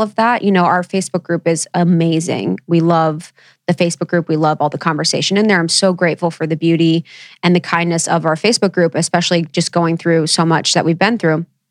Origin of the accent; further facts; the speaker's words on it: Ohio, United States; growing up in Ohio